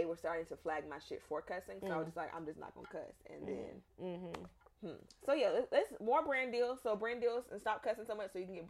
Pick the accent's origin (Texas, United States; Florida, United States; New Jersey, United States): Florida, United States; I am from Florida.